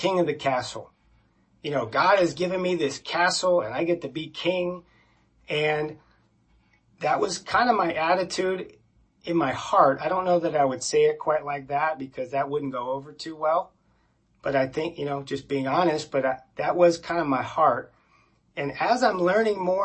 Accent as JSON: {"language": "English", "region": "Florida", "country": "United States", "tie": "born or raised there", "said": "we grew up in Florida in a very conservative family"}